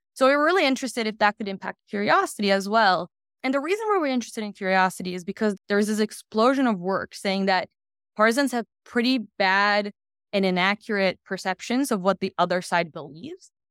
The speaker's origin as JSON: {"language": "English", "country": "Brazil", "moved": "as an adult", "lives_now": "United States", "said": "I'm originally from Brazil, and, um, have lived in the U S for the last ten years."}